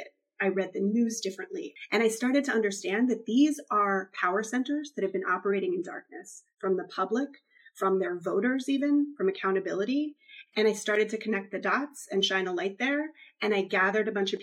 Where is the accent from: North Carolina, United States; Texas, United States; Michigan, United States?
North Carolina, United States; my home state of North Carolina